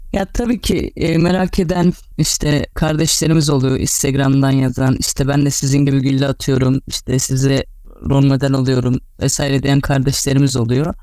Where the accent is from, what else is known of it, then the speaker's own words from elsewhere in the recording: Karabük, Karabük Province, Turkey; also born or lived in İzmir; 25 Şubat 1996 Karabük doğumluyum